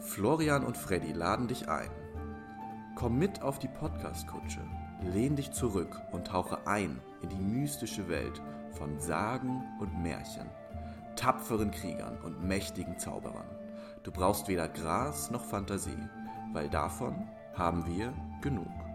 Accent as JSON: {"language": "German", "country": "Germany", "said": "Ich komme ja aus der Rhön oder aus der Nähe der Rhön"}